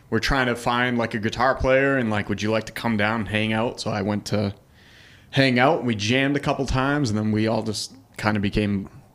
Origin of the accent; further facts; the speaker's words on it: Derry, New Hampshire, United States; I'm from Derry.